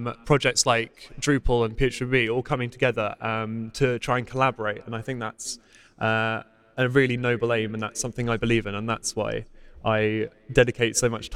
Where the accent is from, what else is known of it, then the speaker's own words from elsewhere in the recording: United Kingdom; accent: British; I live in quite a posh area of the United Kingdom